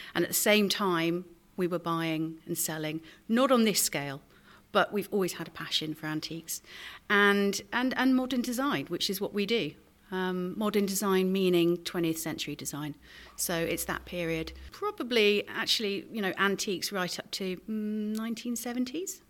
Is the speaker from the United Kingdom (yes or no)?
yes; Somerset, South West England, United Kingdom; now in Dorset, United Kingdom; I was born actually in Somerset.